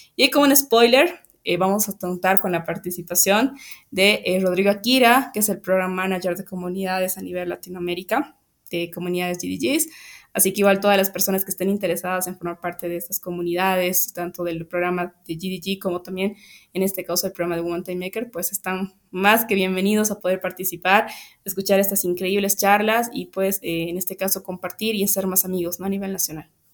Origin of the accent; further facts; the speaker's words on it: Bolivia; muy orgullosos como bolivianos